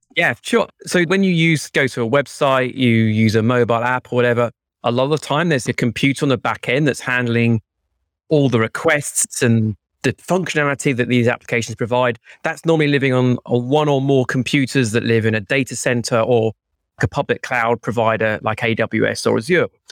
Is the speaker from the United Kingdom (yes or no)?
yes; United Kingdom; now in London, United Kingdom; I'm British